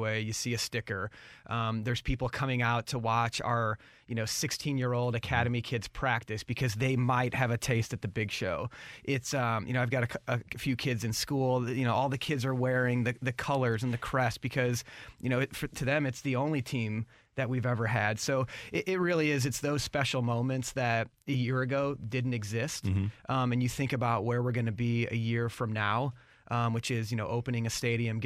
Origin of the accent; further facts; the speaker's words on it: St. Louis, Missouri, United States; born and raised in St. Louis